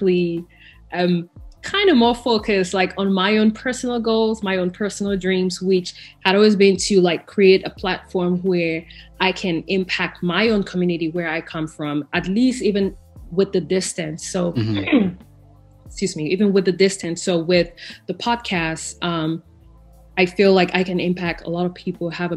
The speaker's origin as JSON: {"language": "English", "town": "Bamenda", "region": "Northwest Region", "country": "Cameroon", "tie": "born or raised there", "also_born_or_lived": "Ethiopia", "moved": "as an adult", "lives_now": "Texas, United States", "said": "growing up in Cameroon without that foundation"}